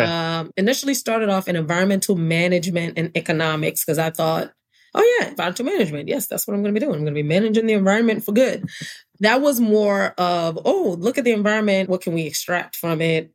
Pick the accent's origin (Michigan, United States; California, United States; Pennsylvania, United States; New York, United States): New York, United States; New York City; also born or lived in Brooklyn / Hartford, Connecticut / New London, Connecticut; now in Atlanta, United States; I was born and raised in New York City, born in Brooklyn, grew up in Queens